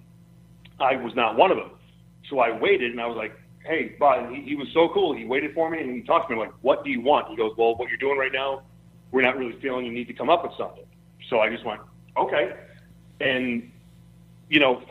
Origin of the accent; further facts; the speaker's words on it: Louisville, Kentucky, United States; my hometown of Louisville